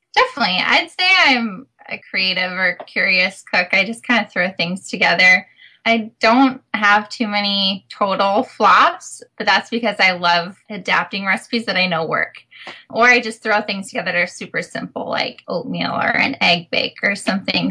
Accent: Minnesota, United States; moved away as an adult; also born or lived in California; I come from the Midwest, I'm from Minnesota

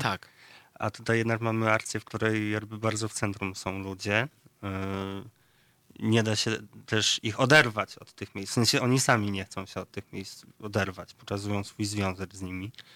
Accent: near Ryki County, Lublin Voivodeship, Poland; powiatu ryckiego, y, bardzo niedalekiego zresztą moim rodzinnym stronom

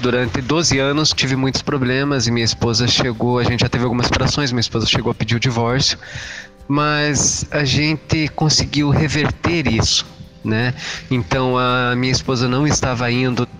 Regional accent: Curitiba, Paraná, Brazil; sou de Curitiba

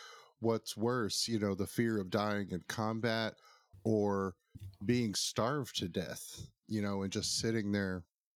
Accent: United States; I did forget I'm an American. In Florida, I might add.

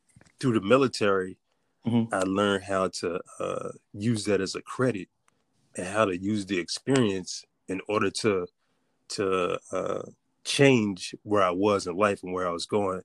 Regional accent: Richmond, Virginia, United States; now in Norfolk, United States; I'm from Richmond, Virginia. Mm-hmm. I grew up as a preacher's kid.

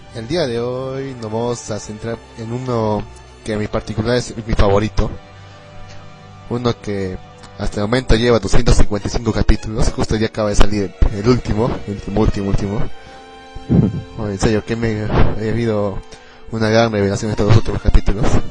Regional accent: Arequipa, Peru; también soy de Perú, pero soy de Arequipa, de otro distrito

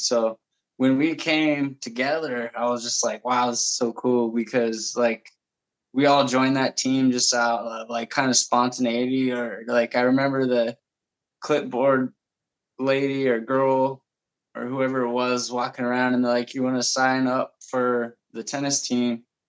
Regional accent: Bakersfield, California, United States; also born or lived in Los Angeles; mom moved to Bakersfield. And that's how that whole chapter started. So, yeah, from like, what was it, like 5, I think, to like 13, I was in Bakersfield, or at least, 12, 13. Yeah. I'm like 37 now.

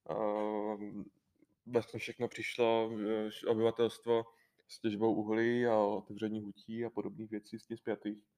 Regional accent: Moravia, Czechia; U nás ne, na Moravě, u nás na Moravě ne.

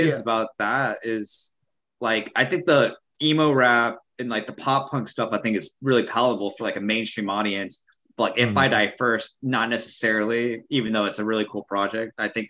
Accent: Dallas, Texas, United States; I'm from Dallas

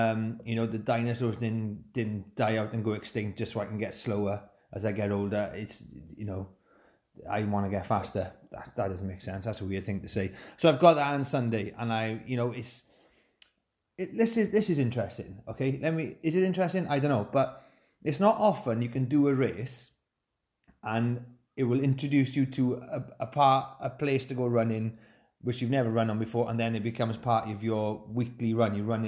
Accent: Llanelli, Wales, United Kingdom; As if I need to prove that I'm from Llanelli.

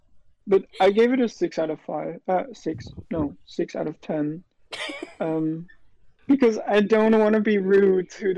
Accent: Netherlands; I'm 20 years old, and I'm from the Netherlands.

